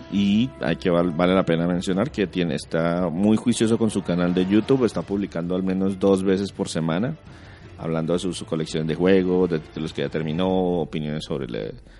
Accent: Colombia; en nuestro país en Colombia

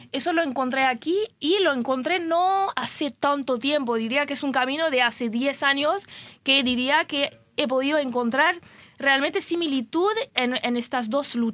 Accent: France; Spanish is a second language; moved away; porque a veces como yo soy francesa, que, vengo de un país que está bastante cerca

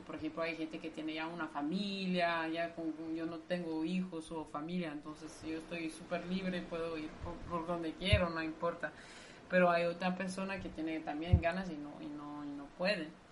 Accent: Brussels, Brussels-Capital Region, Belgium; Spanish is a second language; moved away as an adult; now in Nicaragua; Sí, soy belga. En realidad mm, digo que soy de Bruselas

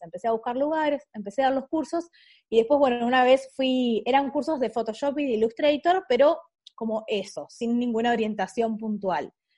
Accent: Ushuaia, Tierra del Fuego, Argentina; moved away as an adult; also born or lived in Córdoba; now in Buenos Aires, Argentina; yo soy de Ushuaia, a los 18 me vine a Buenos Aires, estuve acá como 5 años

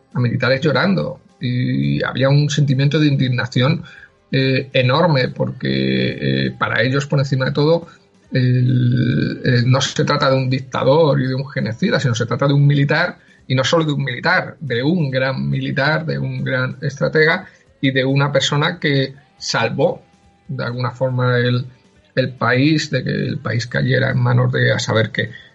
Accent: Madrid, Community of Madrid, Spain; yo eh, nací en Madrid, soy, soy madrileño eh, de toda la vida

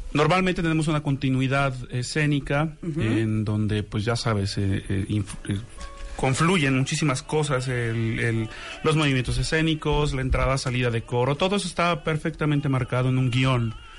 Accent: Xalapa, Veracruz, Mexico; yo soy originario de Jalapa, Veracruz.

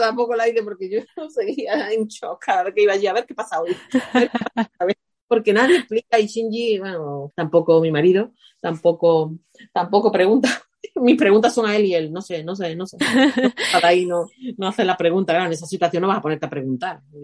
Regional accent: Spain; moved away; soy española

